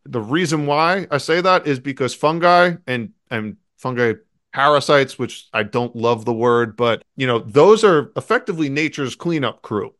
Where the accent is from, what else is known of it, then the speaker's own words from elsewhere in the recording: New York City, New York, United States; I grew up and lived in New York City.